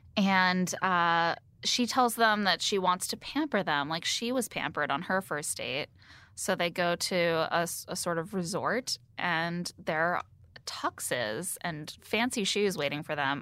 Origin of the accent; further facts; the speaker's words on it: Indiana, United States; moved away; also born or lived in near Chicago; growing up in Indiana